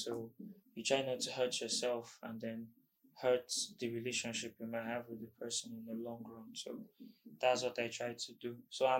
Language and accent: English; Imo, Nigeria; also born or lived in Abuja; Okay, I'm from Imo State.